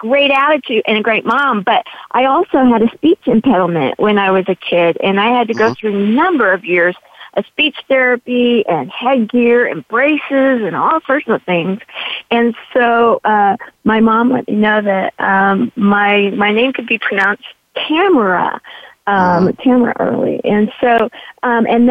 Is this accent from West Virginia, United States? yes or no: no; San Diego, California, United States; I was raised in the East County of San Diego